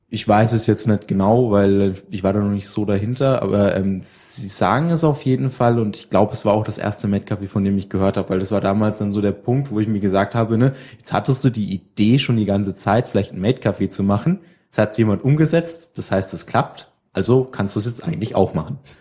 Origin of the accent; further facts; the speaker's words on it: near Würzburg, Main-Spessart, Bavaria, Germany; ich komme aus der Nähe von Würzburg, äh, ein kleines Dorf irgendwo in den, äh, hintersten